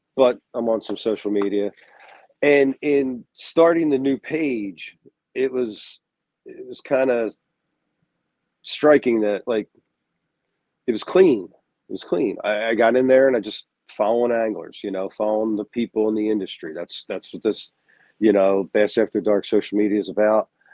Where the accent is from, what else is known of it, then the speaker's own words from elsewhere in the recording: United States; I'm American